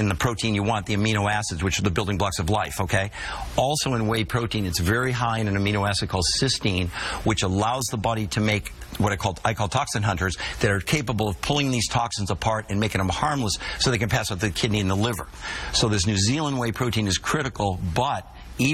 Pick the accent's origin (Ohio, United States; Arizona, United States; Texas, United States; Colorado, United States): Colorado, United States; I'm from Colorado